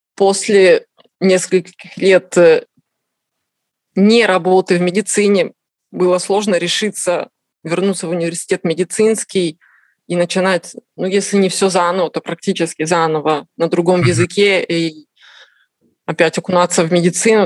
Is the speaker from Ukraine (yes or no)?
no; Kazakhstan; moved away as an adult; now in Tuscany, Italy; Родилась в Казахстане, э, закончила институт в Казахстане.